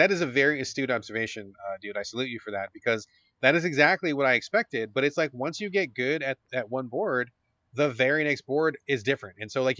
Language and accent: English; New Zealand; So anyway, my wife is a Kiwi. I'm a Kiwi.